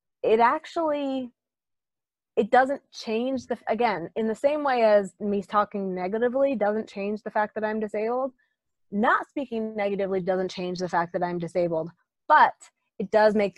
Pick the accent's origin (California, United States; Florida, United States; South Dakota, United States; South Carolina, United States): South Dakota, United States; moved away; I grew up in South Dakota